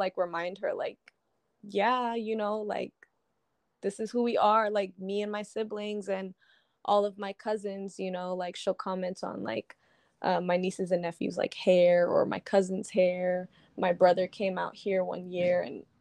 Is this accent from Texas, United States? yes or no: yes; Texas, United States; moved away as an adult; also born or lived in Maryland; now in San Diego, United States; I was born in Maryland. I don't remember much of it. I moved to Texas when I was like 9. Mm-hmm. And I stayed until like I graduated high school. So that was like the bulk of like my upbringing